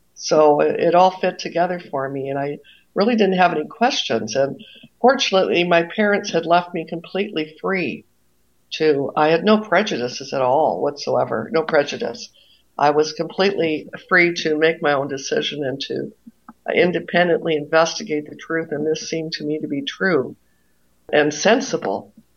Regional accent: Toronto, Ontario, Canada; moved away as an adult; now in Maine, United States; I grew up in Toronto

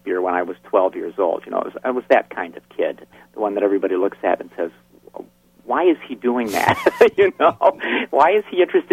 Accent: Brisbane, New York, United States; also born or lived in Greene, New York; grew up in a small hamlet in upstate New York. It's a place called Brisbane

